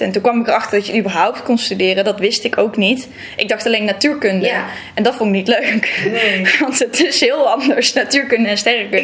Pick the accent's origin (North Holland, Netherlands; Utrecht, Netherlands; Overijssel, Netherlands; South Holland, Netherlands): North Holland, Netherlands; Texel; moved away as an adult; also born or lived in Brabant; now in Leiden, Netherlands; ik ben opgegroeid op Texel. En ik kom uit Brabant ja, ik vind het zelf niet meer helemaal te horen.